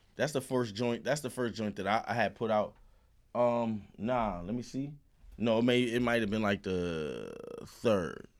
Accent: New York City, New York, United States; also born or lived in Far Rockaway, Queens; I'm from the Sty, Marcy

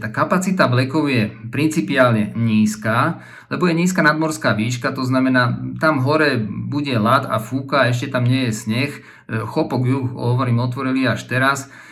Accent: Slovakia

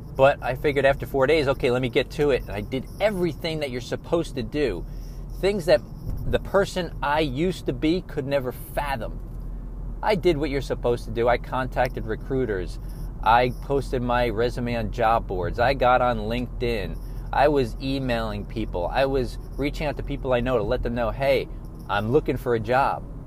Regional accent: New York, United States; I was born and raised in New York

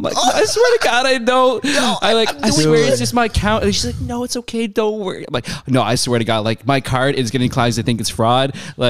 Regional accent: Canada; moved away; Okay, so I'm from Canada.

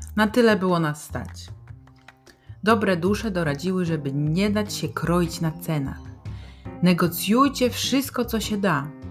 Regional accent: Poland; nas my z Polski

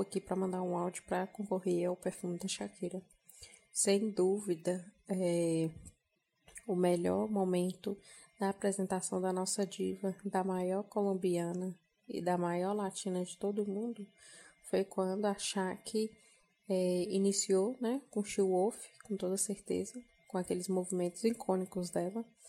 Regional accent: Janaúba, Minas Gerais, Brazil; sou de Janaúba, Minas Gerais, norte de Minas Gerais

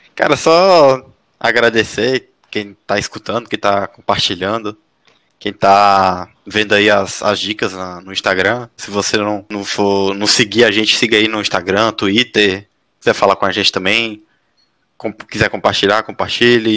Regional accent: Teresina, Piauí, Brazil; moved away as an adult; now in São José dos Campos, Brazil; eu sou de Teresina, eu costumo passar as férias, voltar para passar as férias

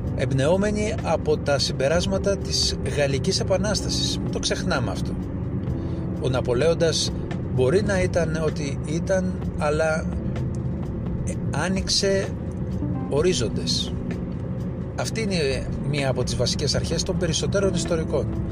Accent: Greece; εμείς είμαστε άλλοι Έλληνες

